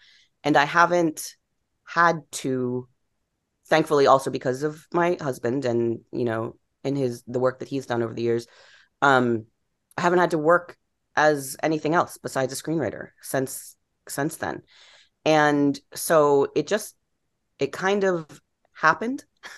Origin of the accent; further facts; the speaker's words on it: East Coast, United States; I'm from the East Coast. I'm going to live in New York. I'm going to be a novelist.